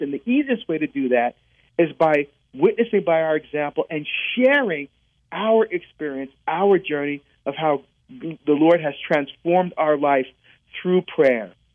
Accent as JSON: {"language": "English", "region": "New Jersey", "country": "United States", "tie": "born or raised there", "also_born_or_lived": "Barbados", "said": "my family were from Barbados. That's where I was born. We immigrated to the United States. I grew up in New Jersey"}